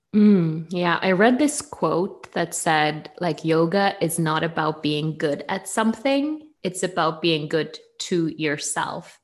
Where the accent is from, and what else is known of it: Norway; accent: Norwegian; English is a second language; now in Bergen, Norway